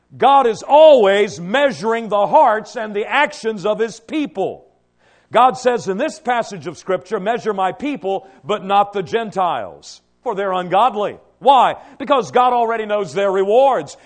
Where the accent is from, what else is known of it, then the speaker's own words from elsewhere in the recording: Cadiz, Kentucky, United States; growing up in Trigg County in Cadiz, Kentucky